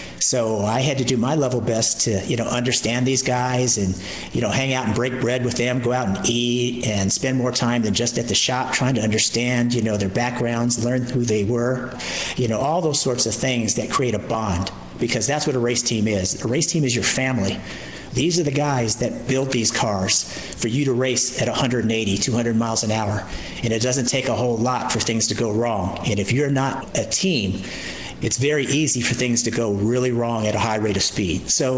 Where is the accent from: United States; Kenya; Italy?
United States; California; I came from the West Coast, the Bay Area specifically, to come to the Southeast, to the Bible Belt